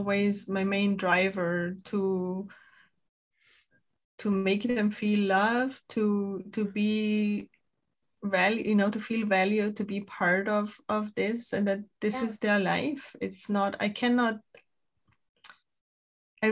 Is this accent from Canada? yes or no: no; Austria; English is a second language; now in United States; I'm Austrian, my husband is Spanish